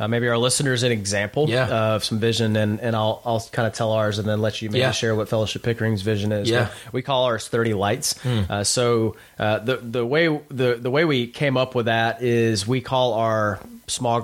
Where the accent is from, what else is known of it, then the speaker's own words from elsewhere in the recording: Houston, Texas, United States; moved away as an adult; also born or lived in Austin, Texas; now in Toronto, Canada; I was born and raised in Houston